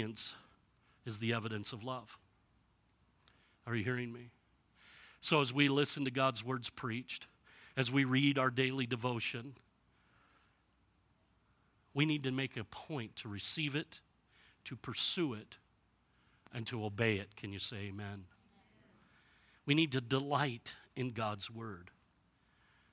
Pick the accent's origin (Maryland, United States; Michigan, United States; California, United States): Michigan, United States; now in Kingman, United States; I grew up in Michigan where you didn't have to water grass for it to grow.